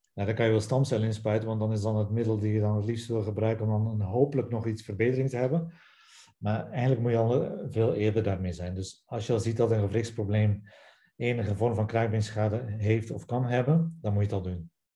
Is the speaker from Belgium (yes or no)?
yes; Belgium; accent: Belgian; moved away as an adult; also born or lived in Ghent; now in Netherlands; zoals je hoort aan mijn naam en aan mijn accent, nog altijd na 14 jaar Nederland, ben ik Belg